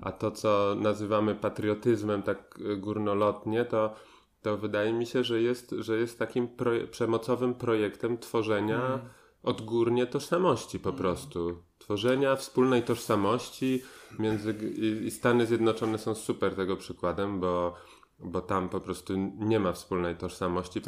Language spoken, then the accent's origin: Polish; Poland; moved away as an adult; wyjechałem, wyjechałem na długo z Polski